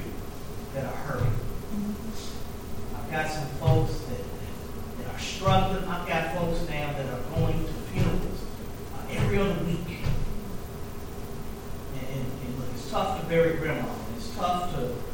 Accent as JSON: {"language": "English", "town": "Lexington", "country": "United States", "tie": "born or raised there", "said": "in Lexington, in my hometown"}